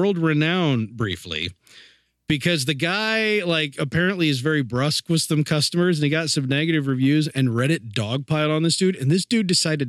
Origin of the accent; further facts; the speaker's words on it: Springfield, Ohio, United States; from my hometown, by the way, Springfield, Ohio.